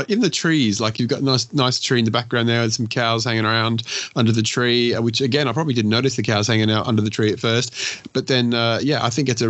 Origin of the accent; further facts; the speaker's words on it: Richmond, Virginia, United States; I chose a specific neighborhood called Oregon Hill in my hometown of Richmond, Virginia, to shoot the Lomochrome Purple.